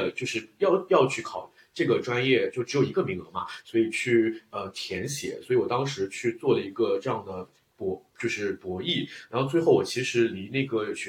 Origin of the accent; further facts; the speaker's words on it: Shanghai, China; 就对我们上海人来说是外地学校，